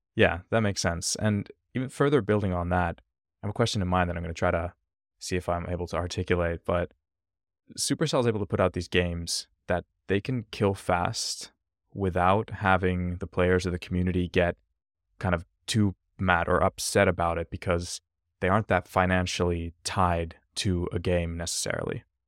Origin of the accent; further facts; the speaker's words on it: Finland; I'm originally from Finland